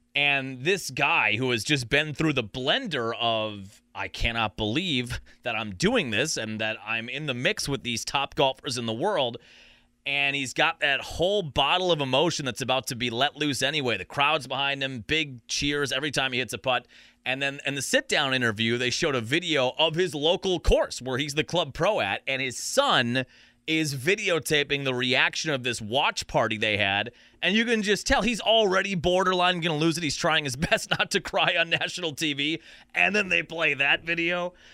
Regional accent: Sheboygan, Wisconsin, United States; growing up in Sheboygan, I had golf lessons with my buddies at Town and Country here in Sheboygan

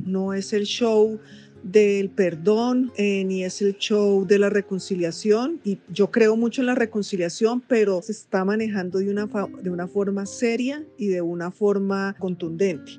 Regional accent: Colombia; como colombianos

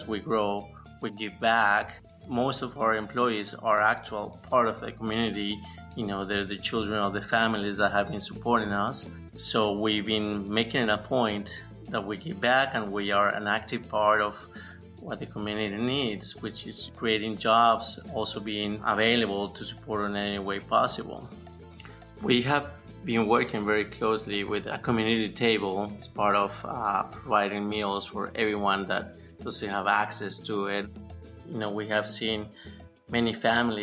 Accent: Colombia; now in United States; I grew up in Colombia

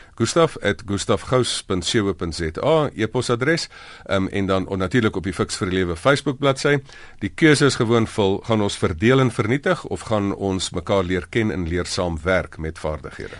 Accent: South Africa; first language Afrikaans; as Afrikaners

